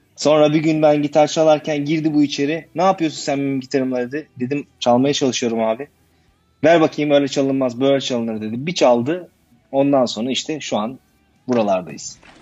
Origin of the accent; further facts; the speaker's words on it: İzmir, Turkey; moved away as an adult; now in Berlin, Germany; ben 1980 yılında İzmir'de doğdum. Aslen İzmirliyim.